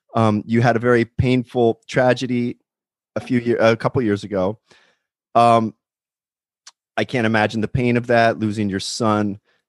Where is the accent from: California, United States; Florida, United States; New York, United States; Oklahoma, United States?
California, United States; especially now during these lockdowns as a Californian.